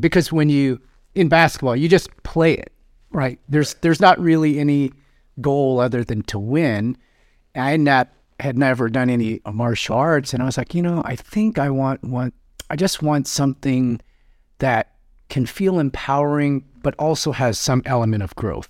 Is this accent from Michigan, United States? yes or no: no; Seattle, Washington, United States; I grew up in South Seattle, uh, and I graduated from Rainier Beach High School